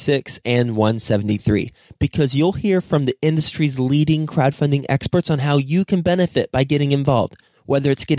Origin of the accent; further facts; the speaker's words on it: Fort Worth, Texas, United States; Fort Worth, Texas, my hometown where I grew up